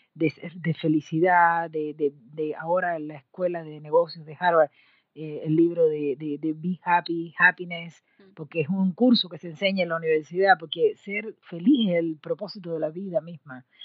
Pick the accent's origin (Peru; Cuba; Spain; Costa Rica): Cuba; moved away as an adult; also born or lived in Mexico; cuando yo salí de Cuba, eh, mi querida patria, eh, para estudiar en México